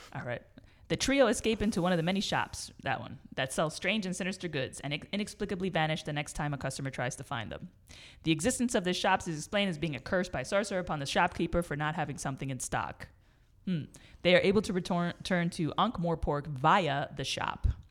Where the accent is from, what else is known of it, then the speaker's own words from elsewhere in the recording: New York, United States; moved away; I grew up in New York and there's no mall culture there